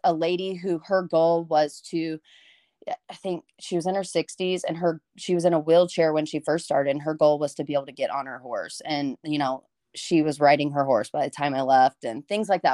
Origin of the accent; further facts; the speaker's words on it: Montgomery, Texas, United States; moved away as an adult; now in College Station, United States; I moved from Montgomery, which used to be a small town, and it still has, like, small town vibes